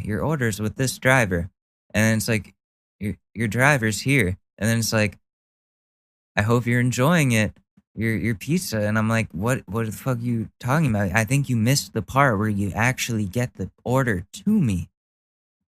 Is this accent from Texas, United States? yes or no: no; Ridgefield, Connecticut, United States; where I grew up in Ridgefield, that town essentially, that's where Karens go